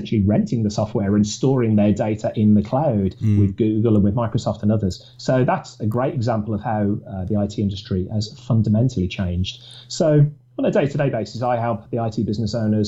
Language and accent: English; Birmingham, West Midlands, United Kingdom; also born or lived in Newcastle upon Tyne / Manchester; I'm from Birmingham, and that's where I was born and bred.